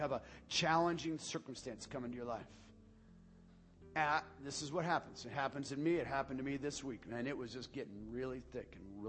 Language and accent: English; United States; We are a people who have been blessed beyond belief